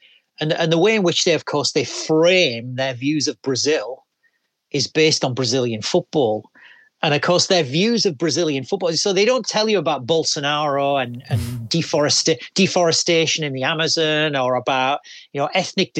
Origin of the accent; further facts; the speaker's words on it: England, United Kingdom; as an English guy